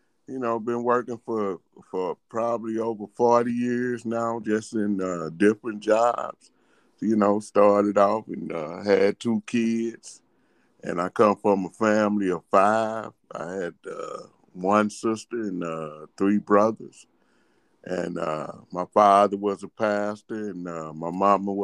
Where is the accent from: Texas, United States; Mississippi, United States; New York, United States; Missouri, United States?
Missouri, United States; St. Louis; But we're from St. Louis. I was born in the projects.